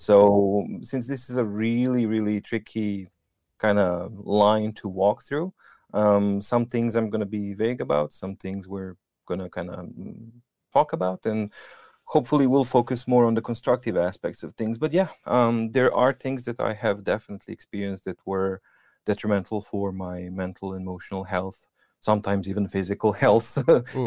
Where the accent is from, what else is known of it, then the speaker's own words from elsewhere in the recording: Serbia; English is a second language; moved away as an adult; now in Norway; I come from Serbia